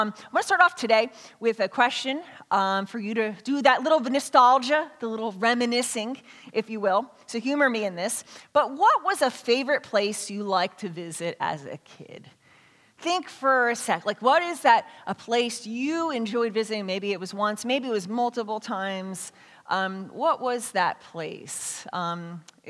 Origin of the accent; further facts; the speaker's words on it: Philadelphia, Pennsylvania, United States; I grew up in Philadelphia